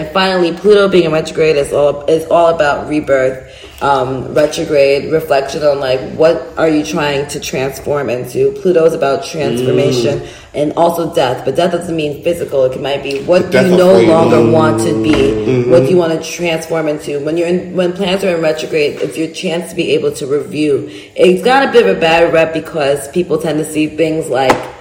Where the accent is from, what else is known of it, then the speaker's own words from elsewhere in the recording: United States; I'm an American